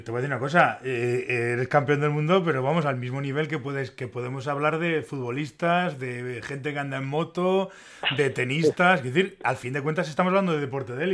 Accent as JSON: {"language": "Spanish", "town": "La Seca de Alba", "region": "Castile and León", "country": "Spain", "said": "Soy, soy de la seca."}